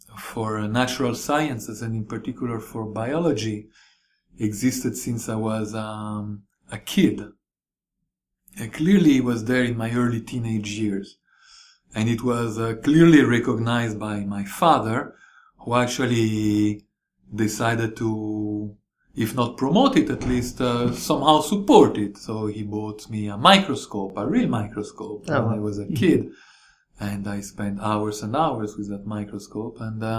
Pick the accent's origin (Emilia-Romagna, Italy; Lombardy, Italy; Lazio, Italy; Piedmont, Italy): Lazio, Italy; Rome; now in San Diego, United States; So I grew up in Rome in Italy.